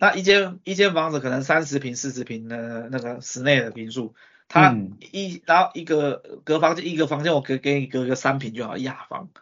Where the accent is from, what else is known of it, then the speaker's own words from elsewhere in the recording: Taiwan; 我们台湾人民贡献给世界了